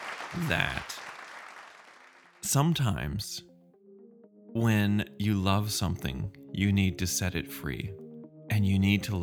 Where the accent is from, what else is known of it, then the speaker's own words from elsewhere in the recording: United States; accent: American; they didn't even recognize my funny American accent